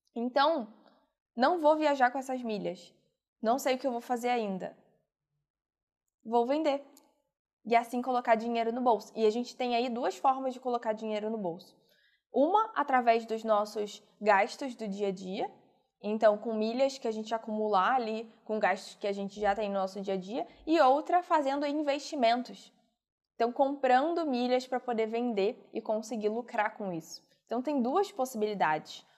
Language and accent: Portuguese; Rio de Janeiro, Brazil; eu sou do Rio